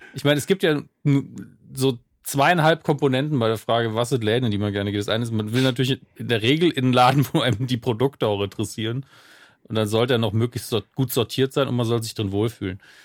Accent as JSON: {"language": "German", "country": "Germany", "tie": "born or raised there", "said": "meine Heimatstadt"}